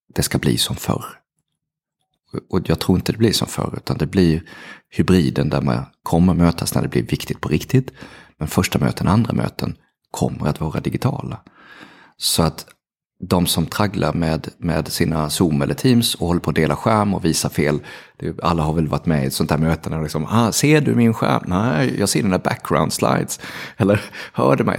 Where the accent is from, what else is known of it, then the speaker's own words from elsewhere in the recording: Halmstad, Halland County, Sweden; jag är ju från Halmstad, så att jag, jag gick på Sannarpsgymnasiet i Halmstad